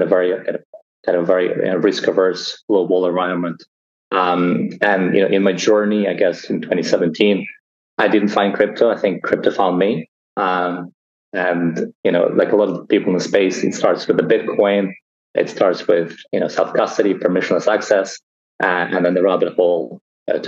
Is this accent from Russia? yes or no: yes; Russia; moved away; I was born originally in Russia